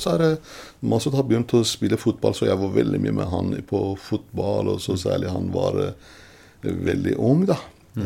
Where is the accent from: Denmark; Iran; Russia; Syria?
Iran; Norwegian is a second language; moved away as an adult; now in Norway; jeg kommer fra Iran